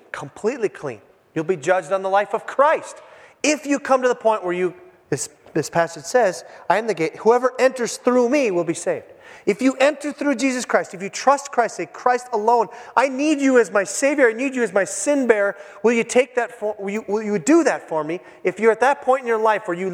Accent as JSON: {"language": "English", "town": "Hibbing", "region": "Minnesota", "country": "United States", "tie": "born or raised there", "moved": "yes", "said": "my hometown, Hibbing, Minnesota."}